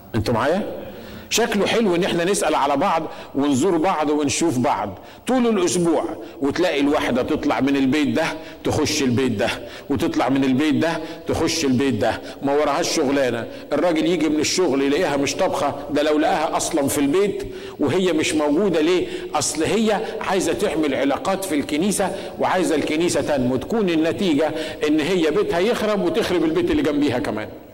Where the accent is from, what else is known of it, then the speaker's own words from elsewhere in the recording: Egypt; عندنا في مصر